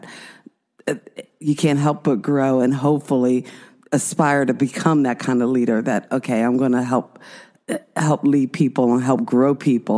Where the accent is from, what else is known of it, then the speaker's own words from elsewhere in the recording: New Jersey, United States; I was raised in South Jersey